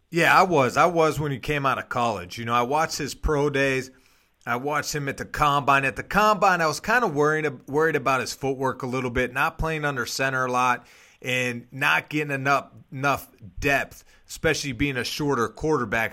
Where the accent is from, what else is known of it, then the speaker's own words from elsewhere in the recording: Pittsburgh, Pennsylvania, United States; moved away as an adult; also born or lived in Toledo, Ohio; I grew up in Pittsburgh, Pennsylvania